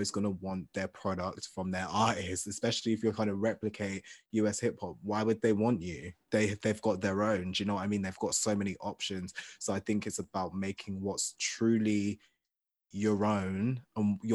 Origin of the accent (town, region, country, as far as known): England, United Kingdom